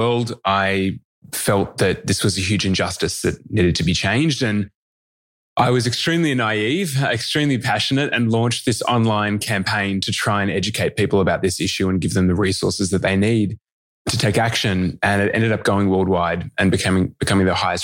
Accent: Melbourne, Victoria, Australia; I grew up in the outer east of Melbourne in the Dandenong Ranges

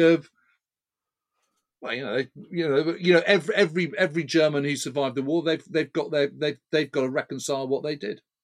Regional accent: United Kingdom; as a Brit

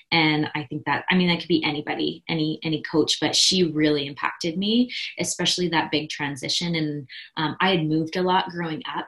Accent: Midwest, United States; I grew up in the Midwest

